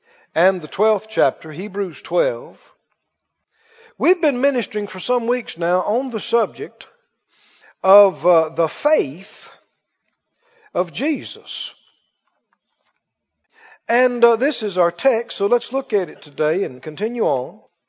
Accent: the South, United States; yeah, I'm from the South. And glad about it.

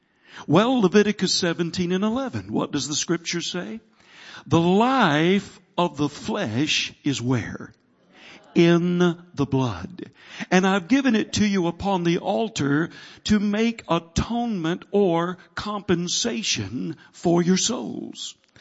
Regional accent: the South, United States; I'm from the South.

